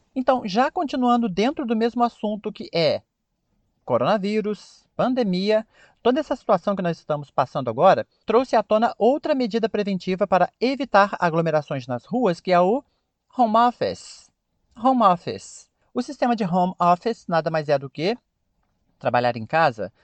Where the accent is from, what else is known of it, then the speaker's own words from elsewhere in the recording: Brazil; a maneira que nós brasileiros falamos